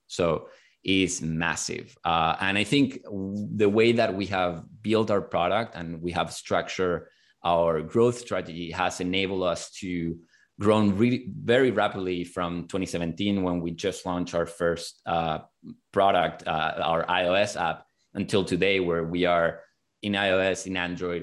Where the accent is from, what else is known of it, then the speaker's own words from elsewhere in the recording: Chile; moved away as an adult; now in United States; I'm originally from Chile